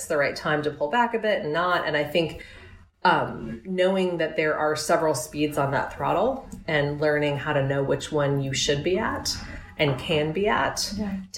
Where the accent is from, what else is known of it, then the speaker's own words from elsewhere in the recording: New York, United States; New York. I'm a New Yorker